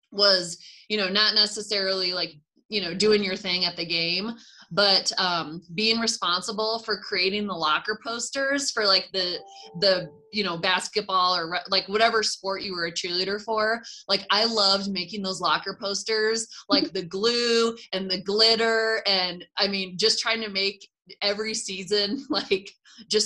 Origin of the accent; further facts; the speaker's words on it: Cedar Falls, Iowa, United States; moved away as an adult; also born or lived in Las Vegas; now in Flagstaff, United States; I'm from Iowa. So growing up was a lot of humid summers